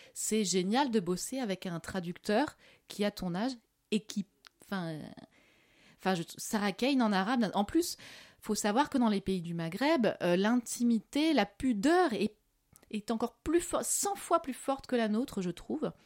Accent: France; also born or lived in Morocco; je suis française

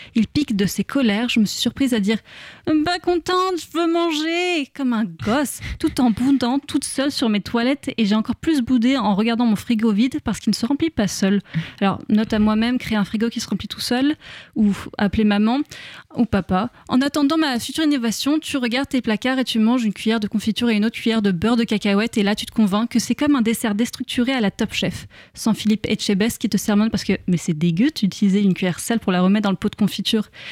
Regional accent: France; en tant que bonne française

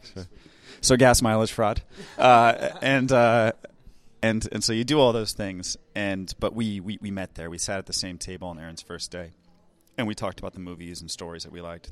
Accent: United States; as an American filmmaker

